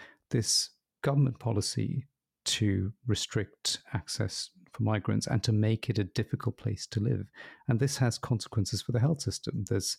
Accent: United Kingdom; It wasn't I'm a British national, my son is born in this country, he's a British national, we shouldn't have paid the charge.

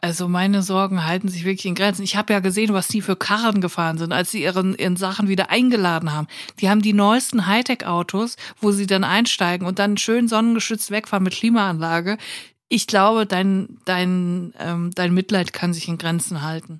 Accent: Germany; Ich bin Deutsche

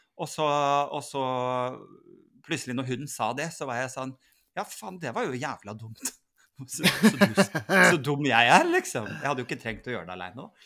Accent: Northern Norway, Norway; Nå er jeg for så vidt egentlig nordlending

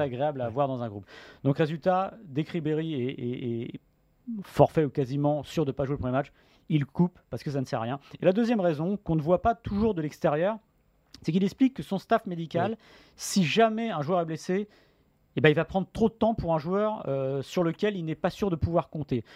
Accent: France; en tant que Français

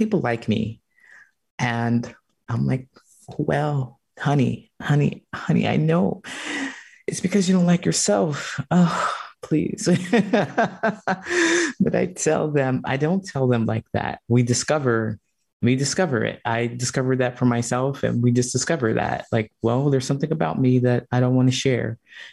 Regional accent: Ohio, United States; moved away as an adult; also born or lived in California; now in Chicago, United States; I grew up in Ohio in a small town

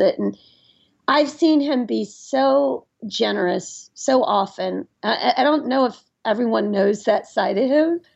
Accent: Nashville, Tennessee, United States; moved away; I grew up in Nashville, Tennessee, which is a great city

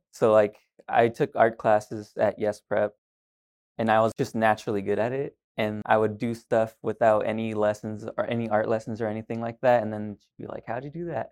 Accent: Pasadena, Texas, United States; also born or lived in Pearland, Texas / Houston, Texas; I was born and raised here, Pasadena, Pearland area, a little bit farther down

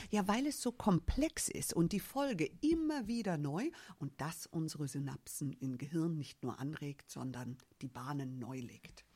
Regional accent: Germany; ich bin als äh, Amerikanerin hier in Deutschland geboren, habe aber, obwohl ich hier geboren bin, keine deutsche Staatsbürgerschaft

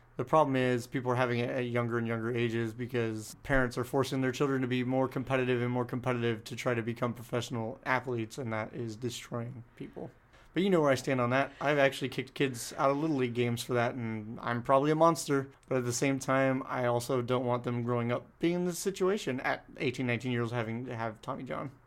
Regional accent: San Diego, California, United States; I grew up in San Diego watching the Lakers play

